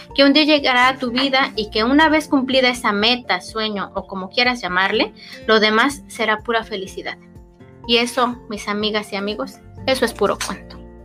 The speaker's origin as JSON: {"language": "Spanish", "country": "Mexico", "said": "especialmente mexicanos"}